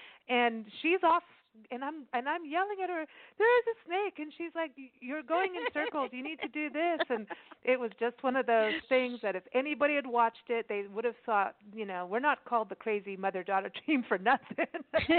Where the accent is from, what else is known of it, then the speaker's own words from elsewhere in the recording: Kenya; also born or lived in South Africa; I grew up that way. I grew up in Kenya and South Africa, and I'm used to being checked for bombs and things all the time.